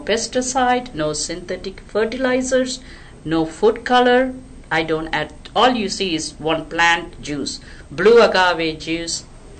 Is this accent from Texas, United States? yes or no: yes; Texas, United States; I didn't know I'm such a big Texan.